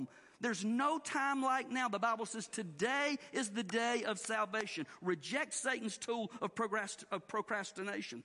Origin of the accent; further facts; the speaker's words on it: the South, United States; the way we were raised to do in the South